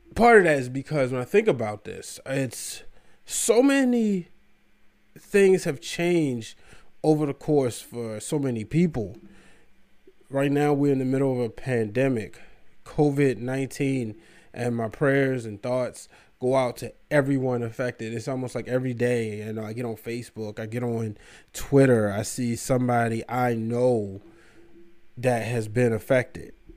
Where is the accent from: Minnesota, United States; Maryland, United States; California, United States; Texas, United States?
Maryland, United States; Baltimore; I left because I'm from Baltimore, Maryland. I wanted to be back in Baltimore